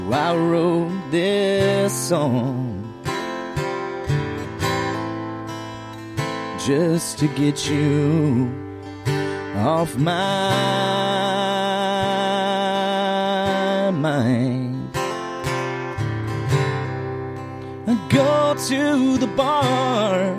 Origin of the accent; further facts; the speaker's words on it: Florida, United States; I'm from Florida